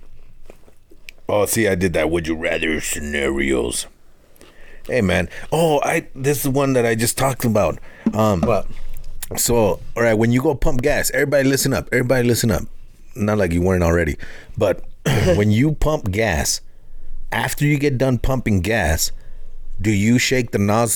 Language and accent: English; Mexico; Us Mexicans